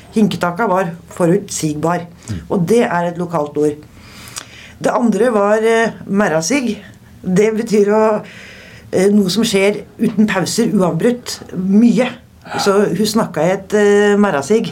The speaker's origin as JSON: {"language": "Norwegian", "town": "Steinberg", "region": "Buskerud", "country": "Norway", "accent": "broad Eastern Norwegian (Eiker dialect)", "moved": "as an adult", "lives_now": "Oslo, Norway", "said": "Eiker. Utenfor? Det, det er utafor Drammen. Nedre Buskerud. Kommer fra et lite sted som heter Steinberg."}